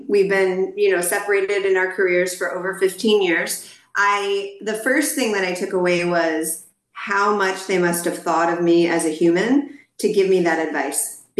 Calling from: Dallas, Texas, United States; I'm calling in from Dallas, Texas, my home city and state.

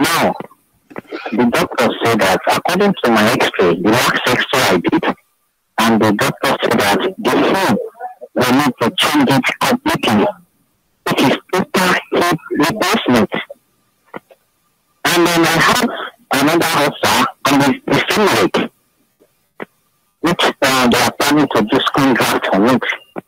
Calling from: Lagos, Nigeria; I'm calling you right now from the Lagos State Teaching Hospital

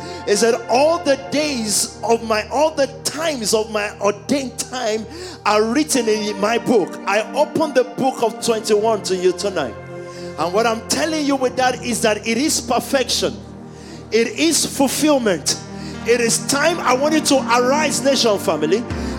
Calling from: London, United Kingdom; I'm speaking from London. I know the demons we fought here.

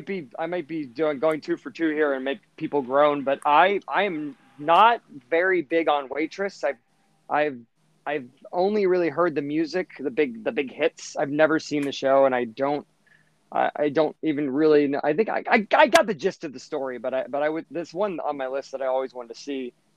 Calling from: Brooklyn, New York, United States; I'm calling it from Brooklyn

